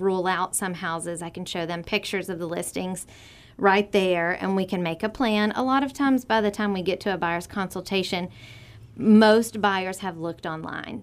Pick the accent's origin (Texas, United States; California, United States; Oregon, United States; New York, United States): Texas, United States; Vidor; also born or lived in Port Neches, Texas / Laurel, Mississippi; I am born and raised in Vider, still live there now